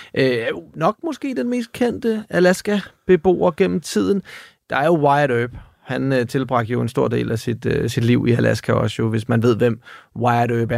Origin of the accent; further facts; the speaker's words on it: Denmark; her hjemme i Danmark